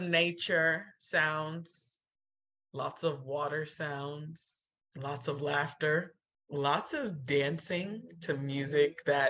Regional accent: Nigeria; But as a Nigerian, like it's hard. It's really hard.

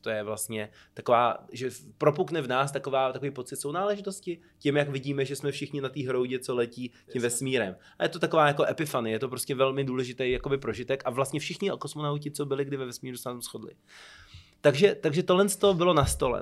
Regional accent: Czechia; jsem se asi po čtyřech letech dostal jako první Čech

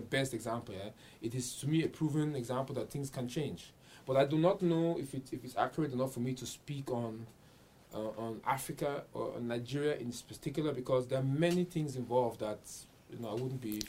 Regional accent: Vienna, Austria; I grew up in Vienna

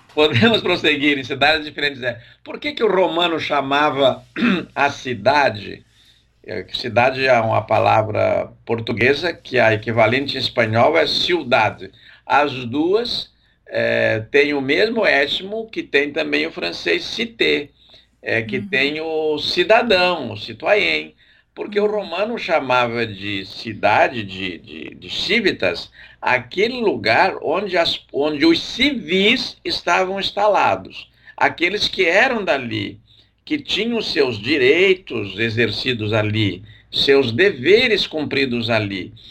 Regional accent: southern Brazil, Brazil; Eu que sou do Brasil meridional

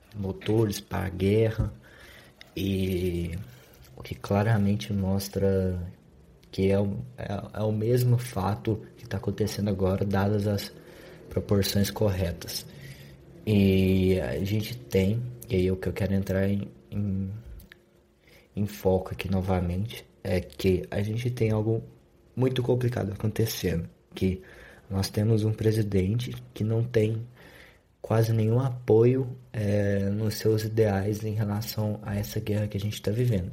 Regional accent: Brazil; eu sou brasileiro

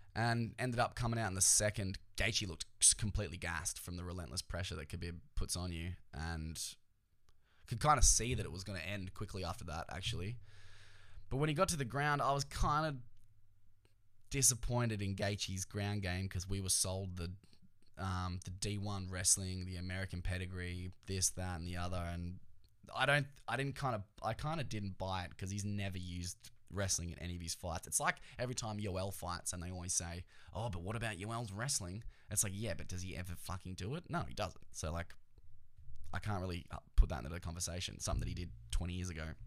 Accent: Australia; we're like Australian

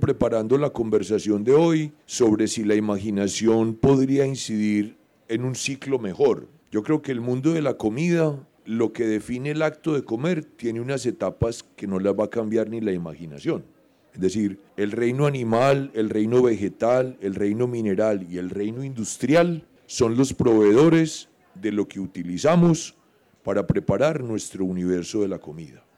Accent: Medellín, Antioquia, Colombia; yo soy modelo 1959 y soy urbano soy de Medellín

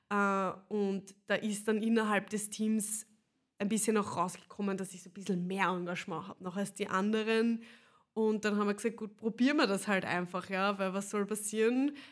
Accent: Kaltenleutgeben, Lower Austria, Austria; In der Tat bin ich äh, eine, wie nennt man das, eine Urkaltenleutgebnerin oder eine gebürtige Kaltenleutgebnerin. Mein Urgroßvater war sogar äh, ein, Bauer noch in Kaltenleutgeben und meine Großeltern, meine Eltern, die wohnen auch noch immer da.

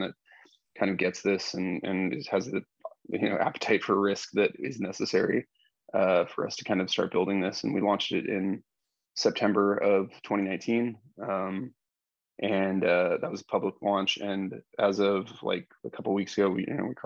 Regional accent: Idaho, United States; I'm a skateboarder from Idaho.

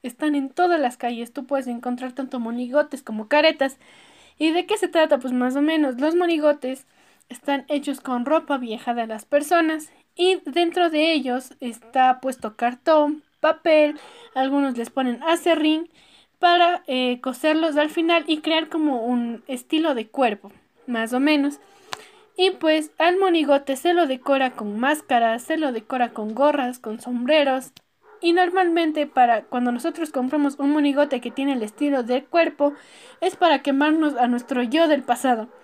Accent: Ecuador

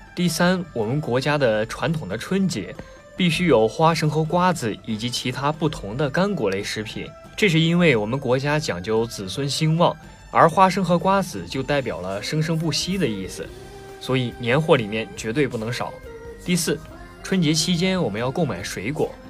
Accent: China; 过年对于我们中国人来说是象征的团圆，是欢乐的久别重逢以及崭新的开始

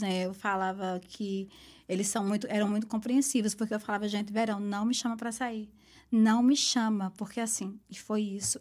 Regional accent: Caruaru, Pernambuco, Brazil; moved away as an adult; now in New York, United States; eu sou de Caruaru, a capital do forró, o melhor São João do mundo

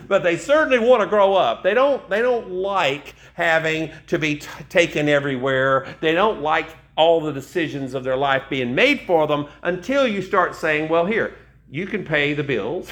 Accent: East Tennessee, United States; I grew up in East Tennessee

